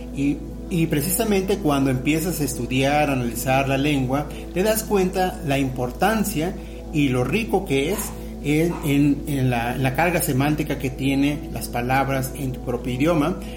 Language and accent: Spanish; Mexico; la lengua que eh, nos identifica como mexicanos